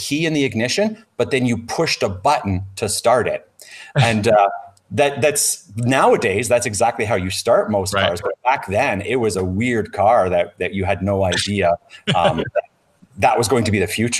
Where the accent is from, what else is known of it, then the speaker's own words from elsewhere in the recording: Ontario, Canada; now in Alberta, Canada; I grew up in Ontario where we were K to eight, and then we went to high school for nine through grade 13, or OAC, what they called them.